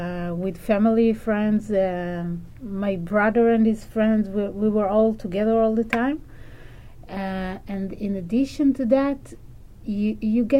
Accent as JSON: {"language": "English", "country": "Israel", "second_language": "English"}